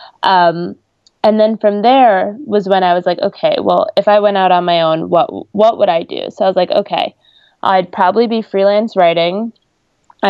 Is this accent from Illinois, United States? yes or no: no; New York, United States; I am from New York, so it made interning in the city during the summer very easy, and I got to just commute every day